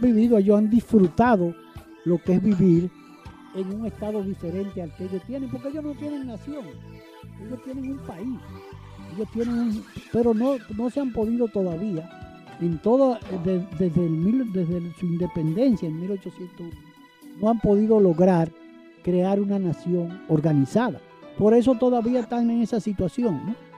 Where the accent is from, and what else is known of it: Dominican Republic